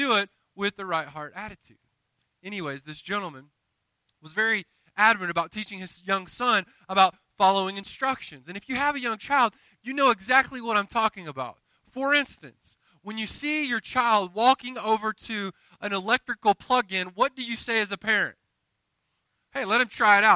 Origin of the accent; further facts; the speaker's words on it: the South, United States; I'm from the South